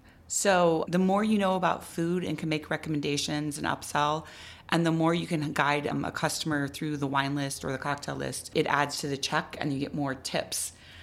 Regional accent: Midwest, United States; also born or lived in East Coast; now in Albuquerque, United States; I grew up in the Midwest

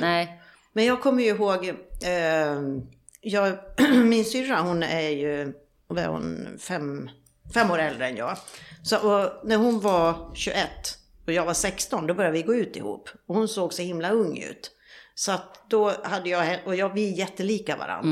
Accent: Borlänge, Dalarna County, Sweden; moved away as an adult; also born or lived in Sälen; now in Mallorca, Spain; jag jobbar uppe i Sälen egentligen, men sen så är jag hemma i Borlänge vid jul och nyår.

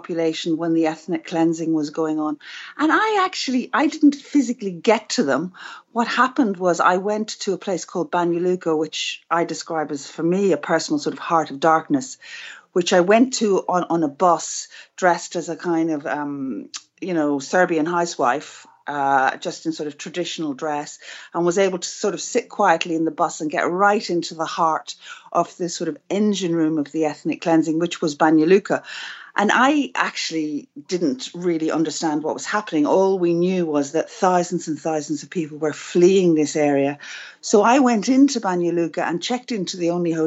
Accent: Belfast, Northern Ireland, United Kingdom; I grew up in Belfast

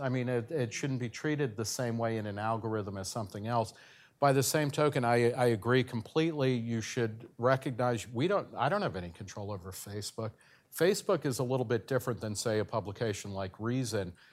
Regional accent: New Jersey, United States; my home state of New Jersey

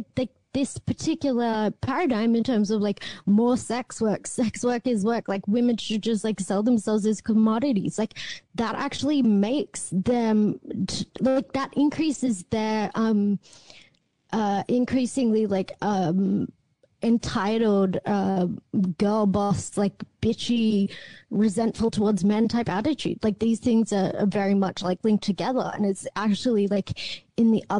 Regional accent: Australia; as an Australian

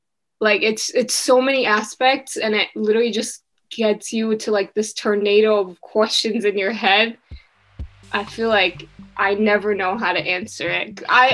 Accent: Syria; also born or lived in America; now in Canada; But then we have been taught to be like, yeah, we're Syrian.

